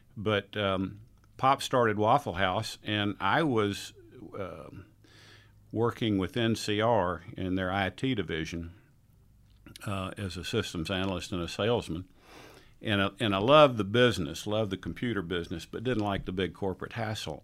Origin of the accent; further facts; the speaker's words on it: Tampa, Florida, United States; moved away as an adult; also born or lived in New Orleans / Atlanta; I was raised in Tampa, Florida